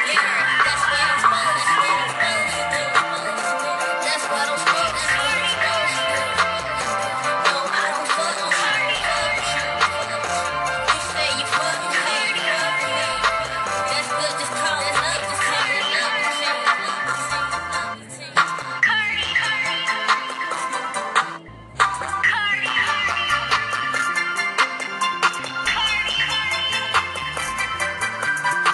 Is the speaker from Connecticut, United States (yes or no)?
no; Chicago, Illinois, United States; I am from Chicago